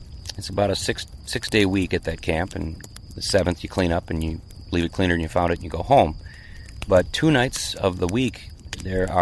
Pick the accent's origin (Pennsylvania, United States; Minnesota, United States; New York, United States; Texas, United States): Minnesota, United States; born and raised in Minnesota, lived here